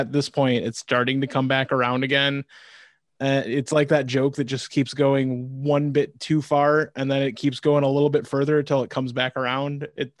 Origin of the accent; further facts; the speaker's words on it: Wisconsin, United States; I remember growing up in Wisconsin